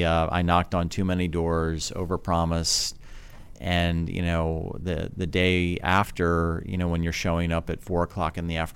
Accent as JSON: {"language": "English", "region": "Oslo", "country": "Norway", "tie": "born or raised there", "said": "growing up in Oslo is wonderful because during the summer the sun never sets"}